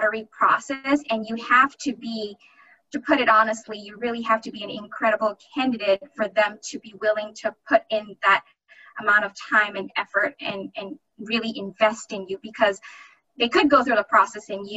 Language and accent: English; Canada; now in Boston, United States; So I'm Canadian, so our visa status is a little bit easier